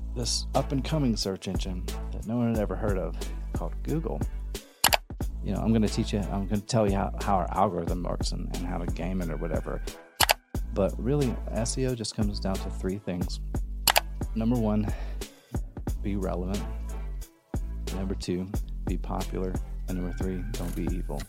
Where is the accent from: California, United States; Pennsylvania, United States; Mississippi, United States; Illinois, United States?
Mississippi, United States; moved away as an adult; now in Austin, United States; I'm originally from Mississippi